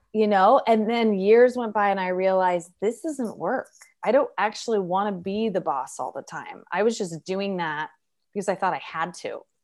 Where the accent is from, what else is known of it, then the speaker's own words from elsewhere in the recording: Oregon, United States; I'm from Oregon